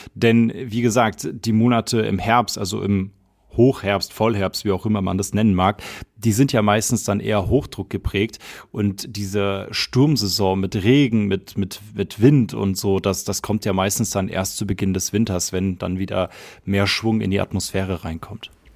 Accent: near Frankfurt, Hesse, Germany; now in Munich, Germany; ich komme ja gebürtig aus Hessen und zwar aus der Nähe von Frankfurt

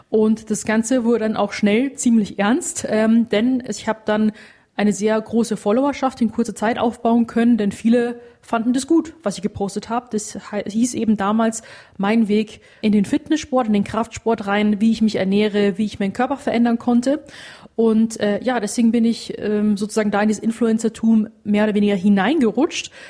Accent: Rosenheim, Bavaria, Germany; born there; now in Munich, Germany; 26 Jahre alt und gebürtige Rosenheimerin. Bin aber dann 2018 nach München gezogen

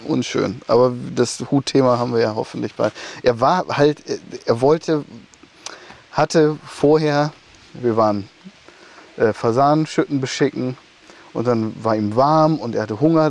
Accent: Emsland, Lower Saxony, Germany; bei uns im Emsland, auf diesen sandigen Böden

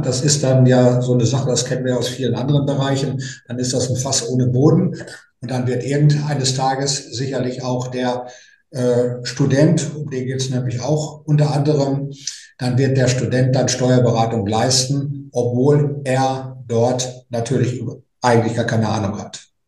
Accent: North Rhine-Westphalia, Germany; ich komme ja aus, aus Westfalen, Ostwestfalen

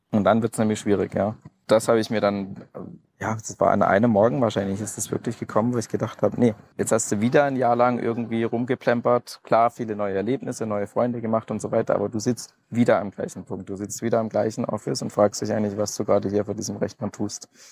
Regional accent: Bad Wimpfen, Baden-Württemberg, Germany; ich bin aufgewachsen in Süddeutschland, Bad Wimpfen, kleines Dorf am Neckar

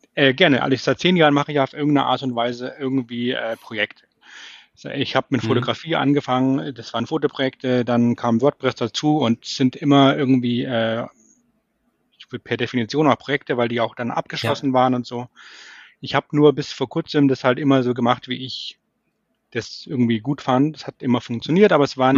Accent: Munich, Bavaria, Germany; ich komme eigentlich aus München

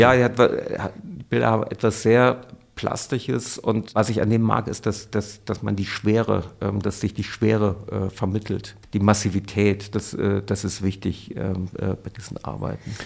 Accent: Cologne, North Rhine-Westphalia, Germany; als geborener Kölner

